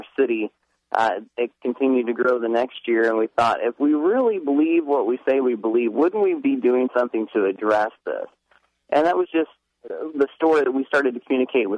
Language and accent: English; Indiana, United States; moved away as an adult; now in Tennessee, United States; I moved back to my home state of Indiana prior to living in Tennessee